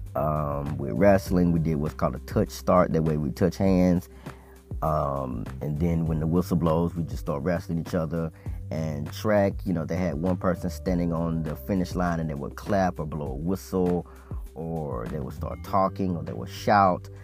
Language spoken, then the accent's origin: English; Mississippi, United States; I was born in Mississippi